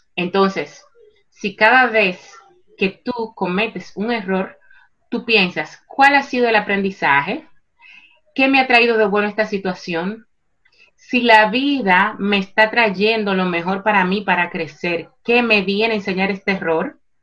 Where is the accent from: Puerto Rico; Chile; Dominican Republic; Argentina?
Dominican Republic; Santo Domingo, Distrito Nacional; moved away as an adult; now in Spain; en, la República Dominicana, en Santo Domingo. Yo nací y me crié allá y llevo 15 años residiendo en España.